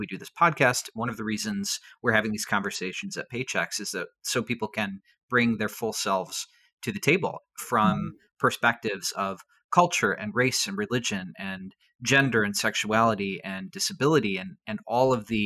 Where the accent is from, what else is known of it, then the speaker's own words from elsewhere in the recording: Arkansas, United States; now in Rochester, United States; I grew up in Arkansas, and so many people there are Southern Baptist, which is very mm-hmm. different from up here in Rochester where I am now